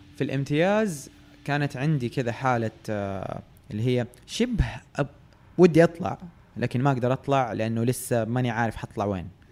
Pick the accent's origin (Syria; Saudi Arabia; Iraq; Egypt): Saudi Arabia; Jeddah, Makkah Province; moved away as an adult; now in Riyadh, Saudi Arabia; أنا من أهل جدة يعني تولدت وتربيت في جدة